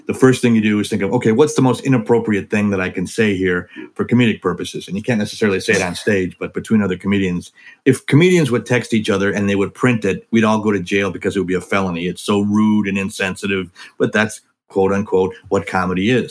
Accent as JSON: {"language": "English", "region": "Wisconsin", "country": "United States", "said": "I'm from Wisconsin, the Midwest, and where gravy is a beverage, you know, a lot of heavy people where I live"}